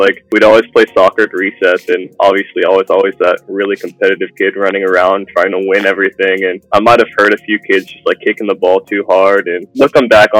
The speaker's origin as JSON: {"language": "English", "town": "Round Rock", "region": "Texas", "country": "United States", "tie": "born or raised there", "also_born_or_lived": "Germany", "said": "I'm from Round Rock, born and raised"}